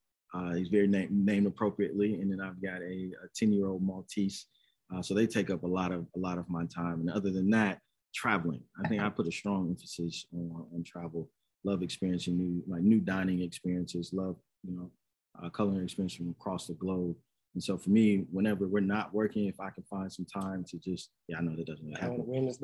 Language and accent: English; Chicago, Illinois, United States; Chicago, the both of us.